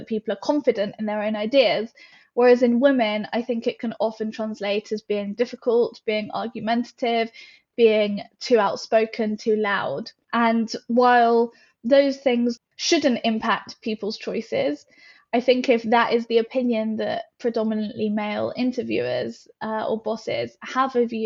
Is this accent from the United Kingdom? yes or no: yes; United Kingdom; we are British